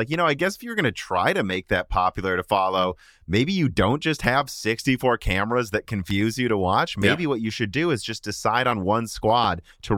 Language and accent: English; Illinois, United States; I grew up in Central Illinois.